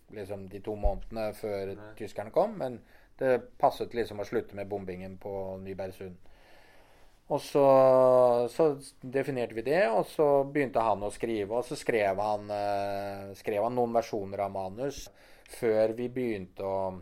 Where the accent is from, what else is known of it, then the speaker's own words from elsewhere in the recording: Norway; vi som nordmenn